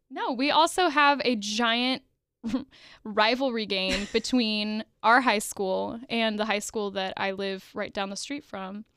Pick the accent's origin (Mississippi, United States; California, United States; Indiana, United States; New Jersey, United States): Indiana, United States; Evansville; So we are both from Evansville, Indiana